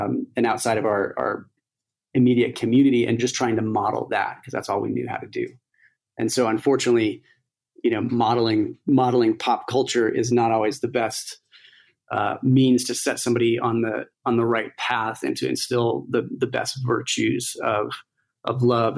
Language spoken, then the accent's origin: English; United States; growing up in the United States